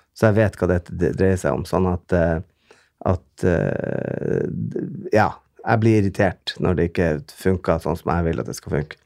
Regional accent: Bodø, Nordland, Norway; Jeg kommer jo fra Bodø, som er en eh, en eh, ja, liten

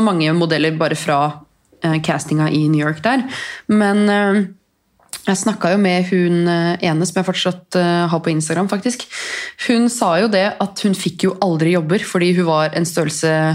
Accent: Norway; Her kommer jeg fra Norge

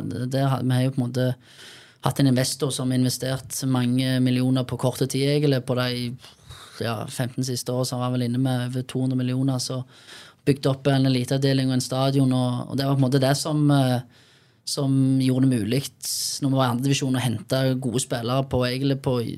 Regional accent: Bryne, Rogaland, Norway; vi kommer fra Bryne

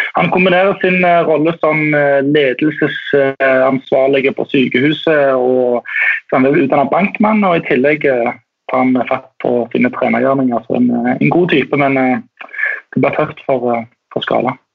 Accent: Tórshavn, Faroe Islands; moved away; jeg er jo eh, fra Torsand og eh, oppvokst med B36

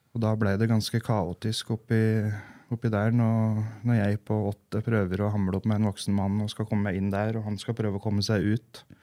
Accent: Gjøvik, Innlandet, Norway; vi vokste jo opp på Gjøvik

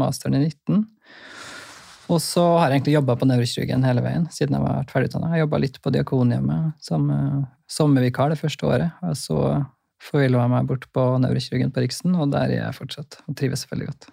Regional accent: Trondheim, Trøndelag, Norway; also born or lived in Bøler, Oslo; now in Oslo, Norway; Kommer fra Trondheim

